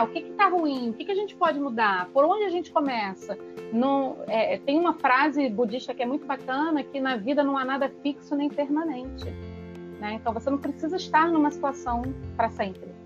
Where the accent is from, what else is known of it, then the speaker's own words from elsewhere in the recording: Rio de Janeiro, Brazil; Eu sou carioca suburbana, eu sou de Pilares, no Rio